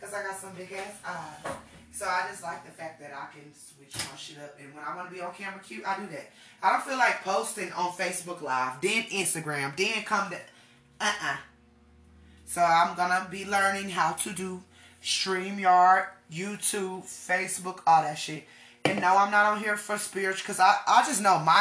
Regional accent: Texas, United States; also born or lived in Denver, Colorado / Florida; I was originally born in Denver, Colorado. I do not tell a lot of people that, but I was immediately shipped off, thank God, to the South, and that's where I was raised in Texas, also in Florida

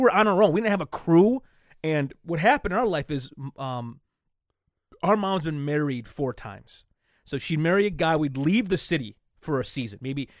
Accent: Flint, Michigan, United States; we grew up in Flint our whole lives.

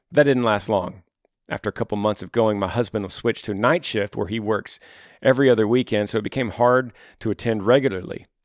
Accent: Texas, United States; now in Maryland, United States; My husband is in the military. We're currently stationed in Maryland, 24 hours from my home state of Texas.

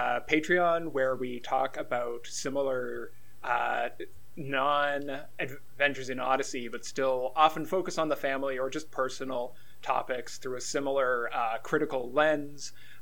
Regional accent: Canada; we are Canadian.

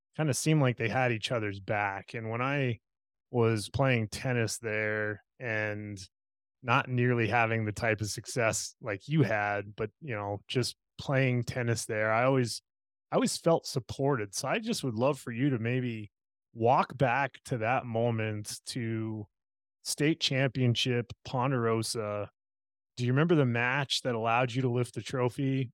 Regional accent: Parker, Colorado, United States; growing up in Parker myself, in the Pinery

